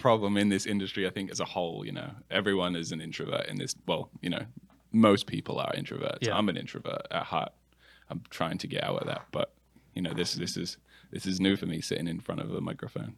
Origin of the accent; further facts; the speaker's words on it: England, United Kingdom; moved away as an adult; now in Charlotte, United States; I'm from England originally. Uh, I've been here for about 10 years now, though.